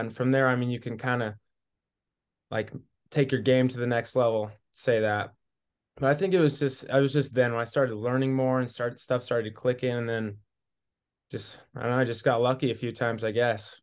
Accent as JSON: {"language": "English", "town": "Newport", "region": "Washington", "country": "United States", "tie": "born or raised there", "also_born_or_lived": "Montana", "moved": "yes", "said": "I'm from Newport, Washington, so a small little one A school."}